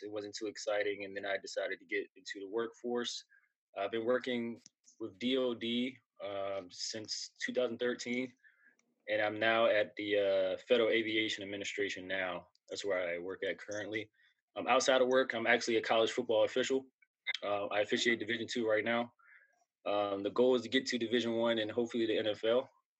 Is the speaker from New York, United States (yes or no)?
no; Maryland, United States; moved away as an adult; also born or lived in Missouri; now in Springfield, Virginia, United States; I'm originally from Maryland. So I'm from the DMV area. I live in Springfield, Virginia now.